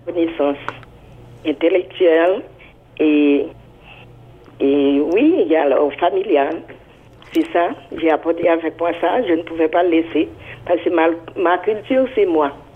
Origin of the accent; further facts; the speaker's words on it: Haiti; moved away as an adult; now in Toronto, Canada; Mon parcours à Toronto, c'est je viens d'Haïti